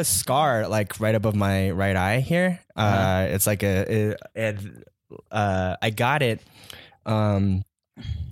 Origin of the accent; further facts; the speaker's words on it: Taiwan; moved away as an adult; also born or lived in Atlanta, Georgia, United States; now in California, United States; moved to Taiwan when I was like 9, and then was there until I was 19, and then came to California for college.